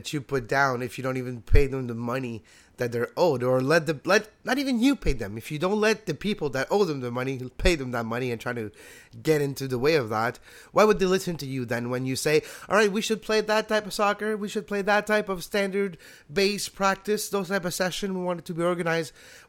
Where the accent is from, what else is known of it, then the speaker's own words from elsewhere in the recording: Canada; we're not even directly involved, we're Canadian